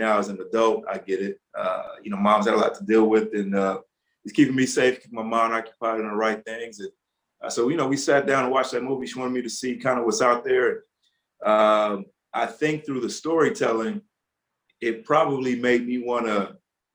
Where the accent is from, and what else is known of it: Los Angeles, California, United States; born or raised there